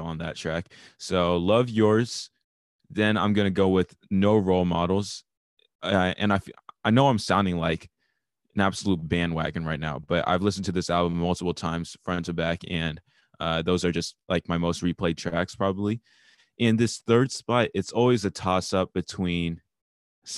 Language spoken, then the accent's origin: English; Atlanta, Georgia, United States; I'm from Atlanta also.